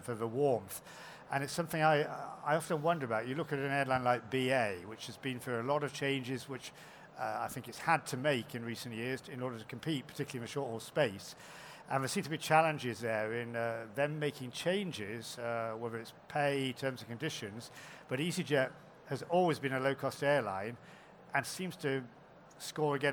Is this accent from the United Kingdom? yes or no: yes; United Kingdom; as a Brit